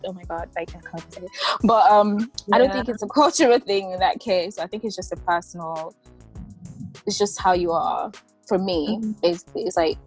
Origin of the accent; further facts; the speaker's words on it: Nigeria; moved away as an adult; now in Bristol, United Kingdom; I'm a Nigerian. I've been in the UK for four years, live in Bristol